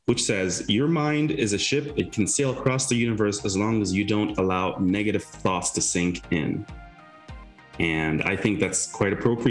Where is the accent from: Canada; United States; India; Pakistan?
Canada; as a Canadian